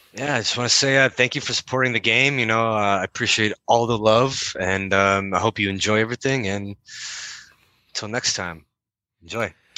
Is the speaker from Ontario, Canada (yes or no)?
yes; Windsor, Ontario, Canada; I'm from Windsor, Ontario, which borders D- Detroit, and uh, that's where I was born and raised.